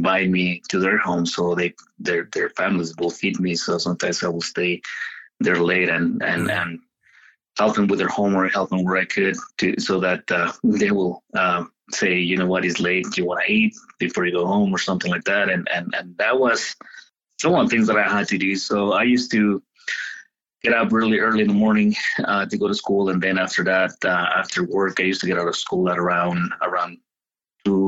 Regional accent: Mexico; now in United States; me growing up in Mexico

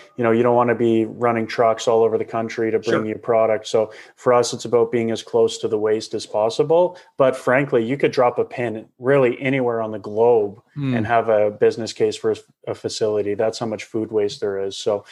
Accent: Calgary, Alberta, Canada; out of Calgary, where my hometown is.

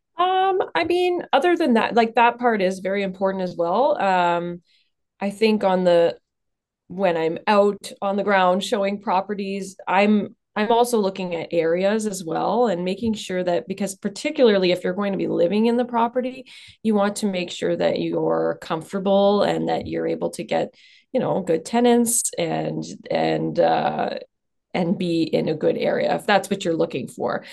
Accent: Southern Ontario, Canada; moved away as an adult; now in Sudbury, Canada; I'm actually from Southern Ontario, but I moved up here for school

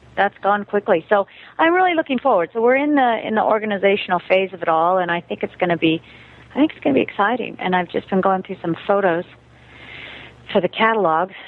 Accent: United States; moved away as an adult; also born or lived in Germany

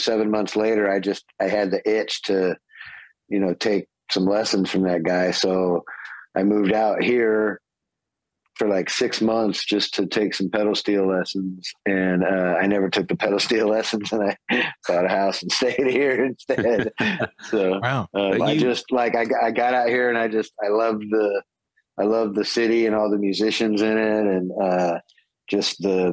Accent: Sacramento, California, United States; moved away as an adult; also born or lived in San Francisco Bay Area, California; now in Nashville, United States; I'm from Sacramento, and then I moved to the Bay, you know, as soon as I was old enough to move

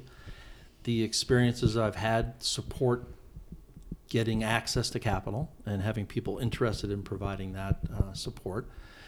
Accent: Kansas City, Missouri, United States; now in Arizona, United States; I really enjoyed growing up there

